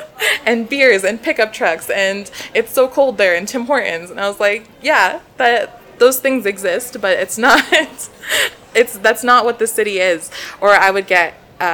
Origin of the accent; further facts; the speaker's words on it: Northeast, United States; I would always be embarrassed to say that I was from the Northeast.